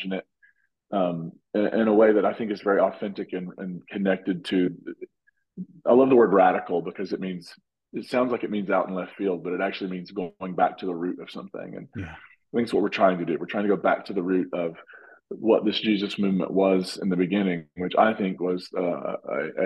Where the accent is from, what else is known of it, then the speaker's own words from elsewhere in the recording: Appalachia, United States; now in Nashville, United States; I'm originally from Appalachia, and you can tell that sometimes when I'm talking